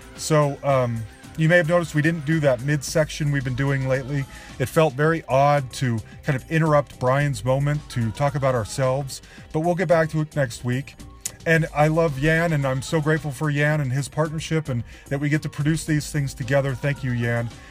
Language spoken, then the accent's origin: English; Salt Lake City, Utah, United States; moved away; both of us growing up in Salt Lake City at the same time